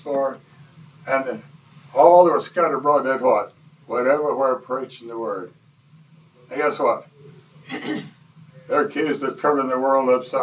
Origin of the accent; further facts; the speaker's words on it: the Bible Belt, United States; I was born and raised in the Bible Belt